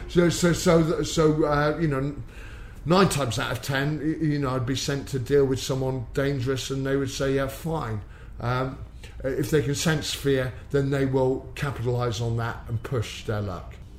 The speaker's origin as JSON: {"language": "English", "town": "Exeter", "region": "South West England", "country": "United Kingdom", "tie": "born or raised there", "also_born_or_lived": "Plymouth", "said": "I was brought up in Exeter"}